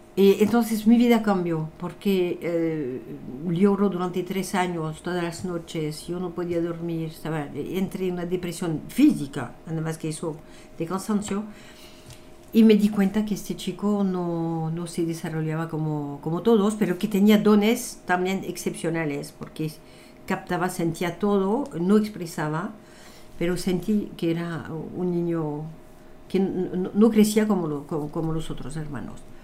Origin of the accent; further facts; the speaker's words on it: France; Spanish is a second language; moved away as an adult; also born or lived in Italy / Africa / Latin America; now in Spain; yo nací en Francia durante la guerra. Eh, viví toda mi adolescencia en Francia